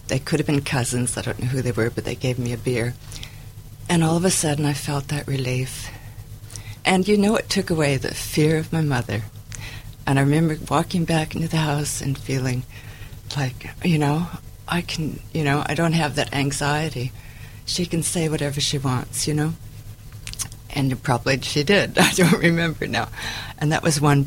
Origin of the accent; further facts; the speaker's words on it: United States; moved away as an adult; also born or lived in Tacoma / Vancouver; I'm originally from the States